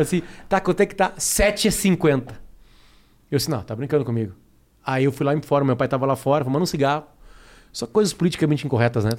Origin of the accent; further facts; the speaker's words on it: Alegrete, Rio Grande do Sul, Brazil; now in Porto Alegre, Brazil; Eu fui criado em Alegrete, uma cidade 500 quilômetros de Porto Alegre